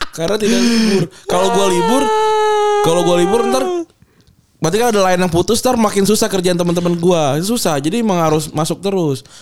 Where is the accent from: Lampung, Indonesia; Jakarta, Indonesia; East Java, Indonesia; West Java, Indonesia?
West Java, Indonesia; Kuningan; moved away; dari daerah, eh, kampung gua, dari Kuningan